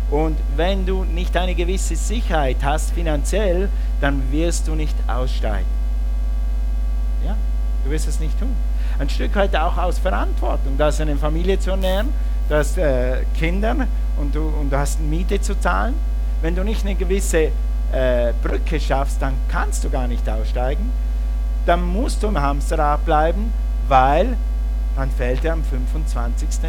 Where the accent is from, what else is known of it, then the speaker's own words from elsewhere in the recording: Switzerland; moved away as an adult; also born or lived in Russia; Wir sind aus der Schweiz, aus unseren Berufen ausgestiegen, dann sind wir an die Bibelschule und als wir dann in den Dienst kamen nach Russland